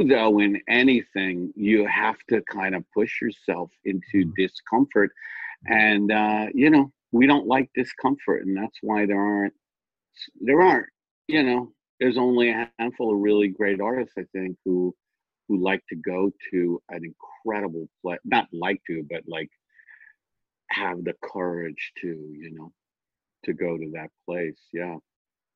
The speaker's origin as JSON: {"language": "English", "region": "New York", "country": "United States", "tie": "born or raised there", "said": "I grew up in New York"}